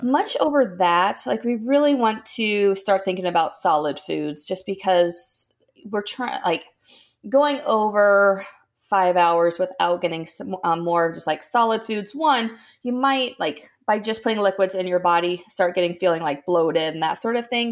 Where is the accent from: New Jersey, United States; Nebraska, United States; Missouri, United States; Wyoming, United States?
Nebraska, United States; moved away as an adult; also born or lived in Minnesota; I grew up in Nebraska, lived in Minnesota for four years in college.